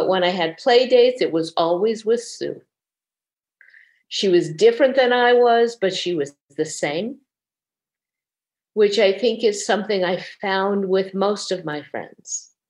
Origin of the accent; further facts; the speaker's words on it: Burbank, California, United States; I grew up in Burbank, California.